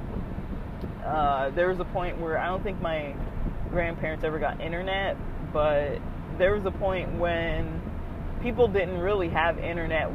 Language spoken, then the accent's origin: English; United States; I'm clearly American, too. I was raised in the U.S.